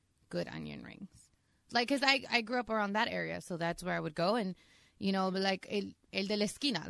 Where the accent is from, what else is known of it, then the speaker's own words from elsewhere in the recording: West Covina, California, United States; so I grew up in West Covina.